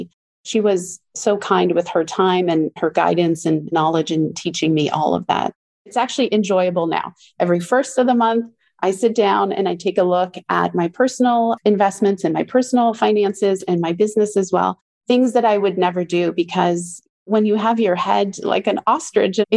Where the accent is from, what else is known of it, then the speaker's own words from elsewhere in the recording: Ontario, Canada; I was born in Ontario, Canada, in a French-Canadian family.